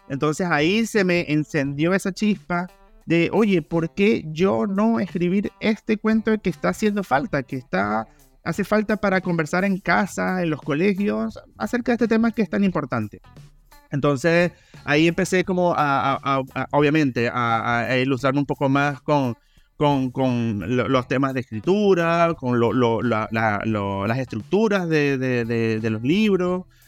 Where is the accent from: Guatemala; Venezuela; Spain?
Venezuela; moved away as an adult; now in Chile; soy venezolano